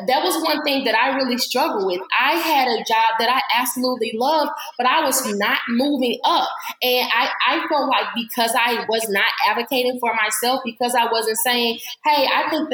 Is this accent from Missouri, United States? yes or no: yes; St. Louis, Missouri, United States; moved away as an adult; now in Atlanta, United States; I'm originally from St. Louis, Missouri, but I just got to Atlanta in June